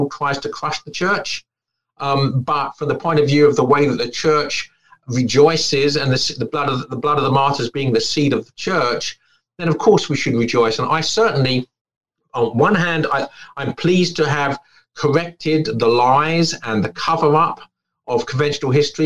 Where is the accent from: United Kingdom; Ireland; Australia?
United Kingdom; England; As an English Catholic